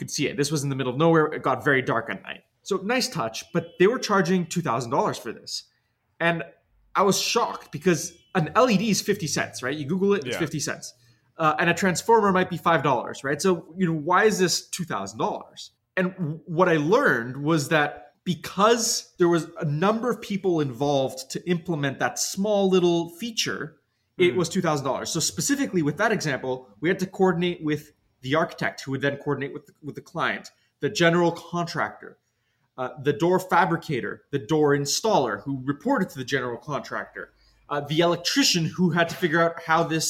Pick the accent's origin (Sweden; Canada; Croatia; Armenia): Canada; Toronto, Ontario; moved away as an adult; also born or lived in New York; now in Los Angeles, United States; I grew up in Toronto, and then I moved to New York to study